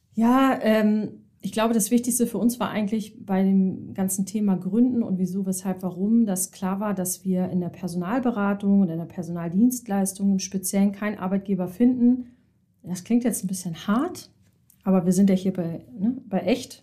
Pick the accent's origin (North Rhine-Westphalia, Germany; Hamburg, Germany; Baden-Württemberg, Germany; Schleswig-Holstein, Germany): Hamburg, Germany; gebürtige Hamburgerin, bin auch nie so richtig weggekommen